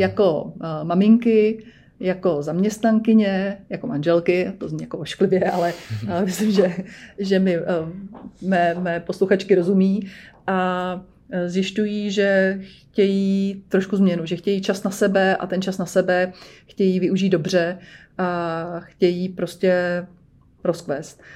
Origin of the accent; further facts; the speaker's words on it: Černošice, Central Bohemian Region, Czechia; já jsem z Černošic